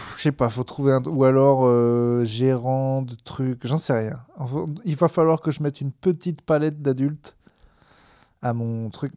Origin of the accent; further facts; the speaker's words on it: Clermont-Ferrand, Auvergne-Rhône-Alpes, France; now in Bordeaux, France; je suis originaire de Clermont